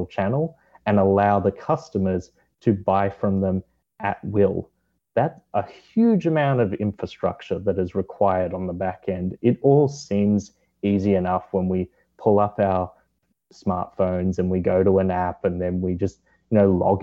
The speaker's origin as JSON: {"language": "English", "country": "Australia", "moved": "yes", "said": "my home country of Australia"}